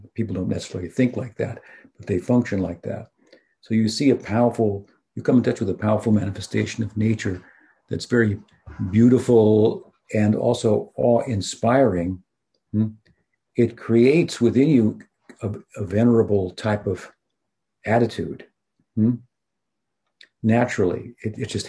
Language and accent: English; United States; I'm from the United States